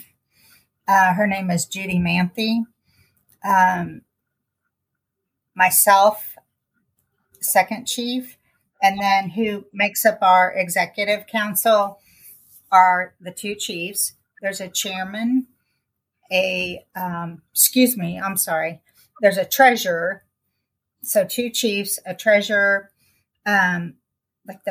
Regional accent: Kansas City, Missouri, United States; I grew up in Kansas City, Missouri on the South End.

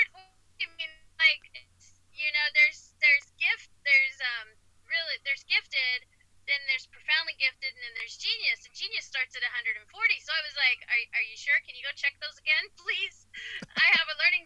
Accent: Ohio, United States; When I was raised in Ohio

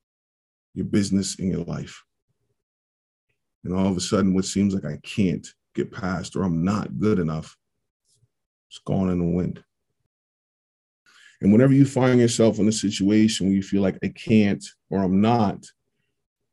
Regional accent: Pittsburgh, Pennsylvania, United States; get drafted by my favorite team since birth, play there three quarters of my career, and win a championship in my hometown

